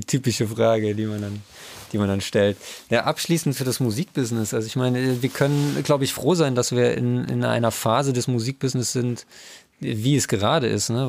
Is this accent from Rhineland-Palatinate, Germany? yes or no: yes; Trier, Rhineland-Palatinate, Germany; ich bin aus Trier